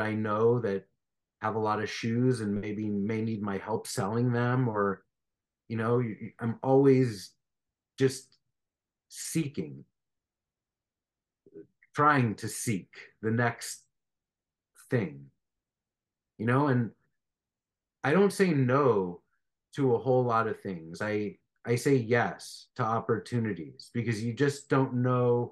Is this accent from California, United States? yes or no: yes; Beverly Hills, California, United States; I grew up in Beverly Hills, and I went to Beverly Hills High School